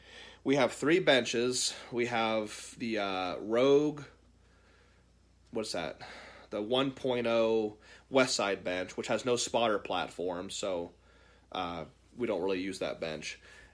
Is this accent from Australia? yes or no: no; Baja California, Mexico; If it's any consolation, I'm from Baja, California. I just live there for now.